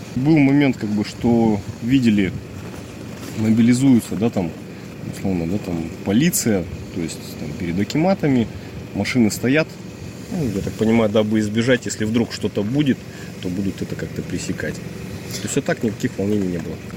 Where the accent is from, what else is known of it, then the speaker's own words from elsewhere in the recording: Ekibastuz, Pavlodar Region, Kazakhstan; moved away as an adult; Мы из Акибастуза